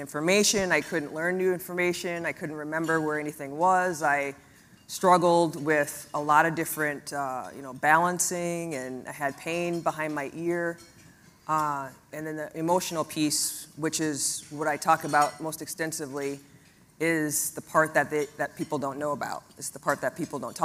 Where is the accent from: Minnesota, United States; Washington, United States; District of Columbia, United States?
Minnesota, United States; also born or lived in Massachusetts; I was born in the Midwest in Minnesota.